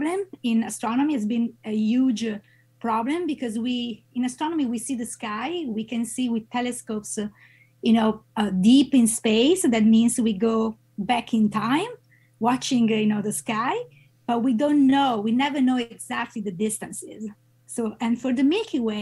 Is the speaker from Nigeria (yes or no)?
no; Italy; moved away as an adult; now in Madison, United States; I'm an Italian-American scientist and located in Madison because I'm associate professor at the University of Wisconsin-Madison. I have a background, I grew up in Italy